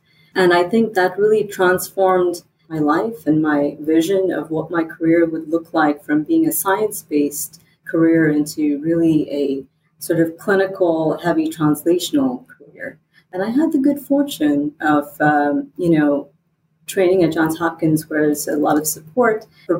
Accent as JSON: {"language": "English", "region": "England", "country": "United Kingdom", "tie": "born or raised there", "also_born_or_lived": "India / United States", "said": "my accent is still catching up, I think, because I was born in England, and I grew up between England, India, and the United States"}